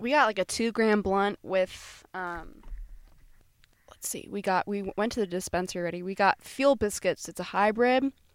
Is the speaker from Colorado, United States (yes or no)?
no; Florida, United States; moved away; we're from Florida